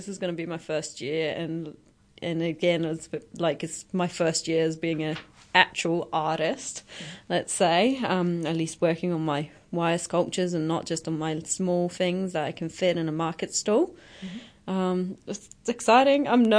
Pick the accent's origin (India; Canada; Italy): Italy; English is a second language; moved away as an adult; also born or lived in United Kingdom; I'm from Italy, born and raised, moved out when I was 18, lost the accent a little bit.